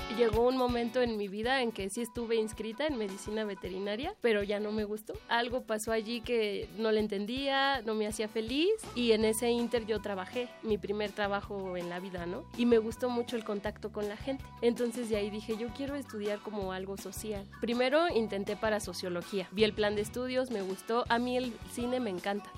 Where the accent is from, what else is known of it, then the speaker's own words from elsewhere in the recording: Mexico City, Mexico; Nací en la Ciudad de México el 7 de julio de 1987